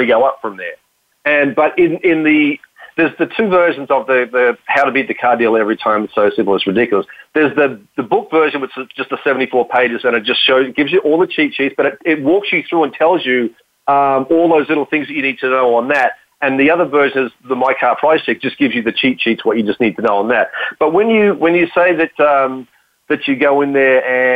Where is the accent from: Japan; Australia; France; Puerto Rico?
Australia; accent: Australian; my Australian accent